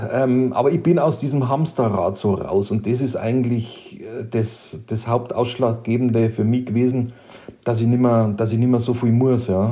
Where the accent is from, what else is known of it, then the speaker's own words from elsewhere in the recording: Bavaria, Germany; moved away as an adult; now in Czech Republic; wie auch in meiner alten Heimat im schönen Bayern, wo ich herkomme